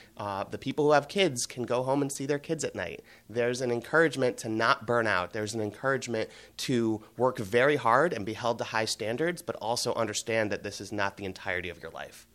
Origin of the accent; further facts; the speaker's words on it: Cleveland, Ohio, United States; moved away as an adult; also born or lived in Boston; I grew up in Cleveland in the mid-nineties with the Indians